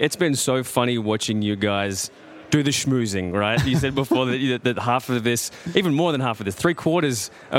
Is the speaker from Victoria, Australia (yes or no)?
yes; Melbourne, Victoria, Australia